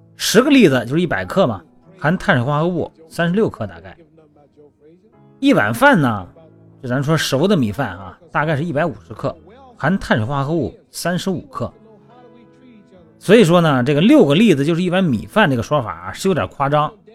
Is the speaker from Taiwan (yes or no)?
no; Shandong, China; moved away; 我们老家山东的